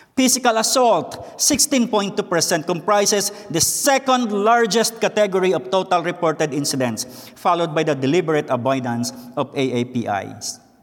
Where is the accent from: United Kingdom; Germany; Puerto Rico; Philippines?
Philippines; English is a second language; moved away as an adult; now in United States; I was born and raised in the Philippines